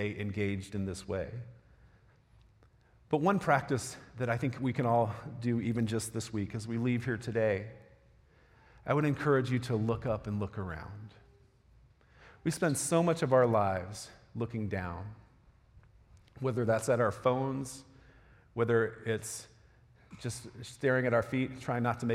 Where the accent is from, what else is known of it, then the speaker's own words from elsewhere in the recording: Florida, United States; moved away; I'm from Florida